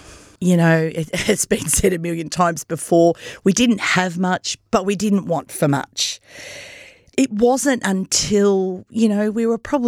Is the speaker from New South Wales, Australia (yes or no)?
no; Myrtleford, Victoria, Australia; So grew up in Myrtleford. I'm one of five children. My parents migrated from Italy.